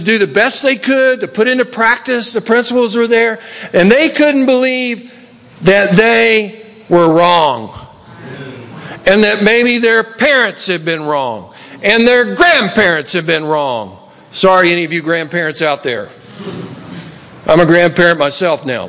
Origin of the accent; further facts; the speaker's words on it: Tennessee, United States; now in Los Angeles, United States; When I grew up in Tennessee